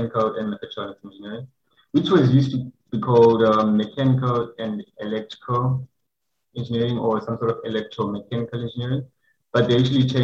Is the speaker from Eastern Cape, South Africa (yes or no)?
no; Cape Town, Western Cape, South Africa; the place called Masi, it's in a town called Fishhook. So that's where I grew up with my mother and my brother.